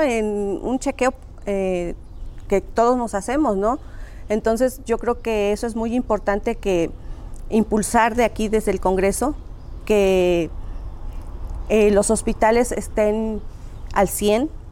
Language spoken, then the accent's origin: Spanish; Tlatlauquitepec, Puebla, Mexico; originaria de Tlatlauquitepec, Puebla